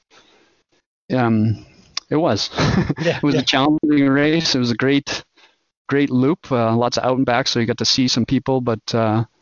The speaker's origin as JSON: {"language": "English", "region": "Alberta", "country": "Canada", "tie": "born or raised there", "also_born_or_lived": "Edmonton, Alberta", "moved": "as an adult", "lives_now": "Sugar Land, Texas, United States", "said": "Alberta, Canada originally"}